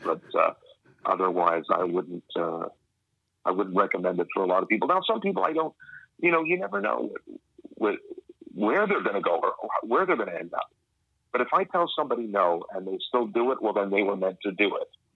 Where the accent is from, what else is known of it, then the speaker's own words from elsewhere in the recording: Woodstock, Ontario, Canada; also born or lived in Winnipeg, Manitoba; my parents they moved to, to Ontario, Canada, uh, and uh, because my my family, my on my dad's side, were were, were based there, and uh, so I grew up there just as a kid, uh, small town called Woodstock, Woodstock, Ontario